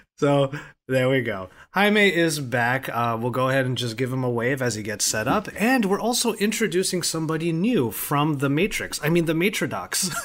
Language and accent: English; Philippines; as a Filipino